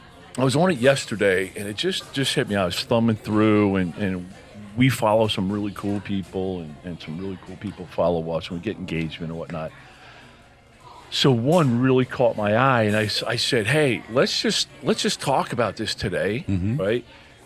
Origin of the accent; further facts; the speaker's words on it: Philadelphia, Pennsylvania, United States; I'm from Philly. How you doing?